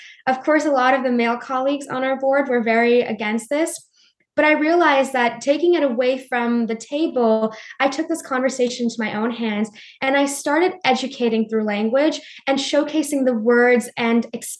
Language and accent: English; Montreal, Quebec, Canada; also born or lived in New Delhi, India; I was an immigrant from New Delhi. I moved to Montreal, which is like the French part of Canada. And I was the only person of color in our classroom